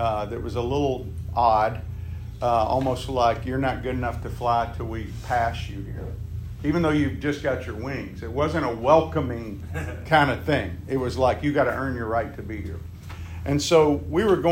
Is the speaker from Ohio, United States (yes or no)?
no; Meridian, Mississippi, United States; moved away; Meridian, Mississippi, my hometown.